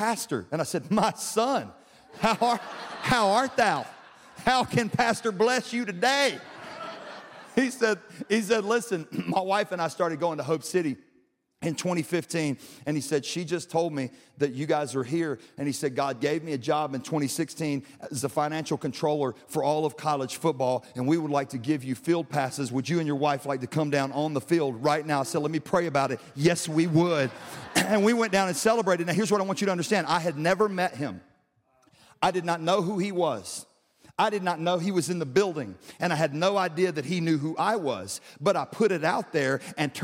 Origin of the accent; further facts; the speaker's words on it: Louisiana, United States; now in Texas, United States; I'm originally from Louisiana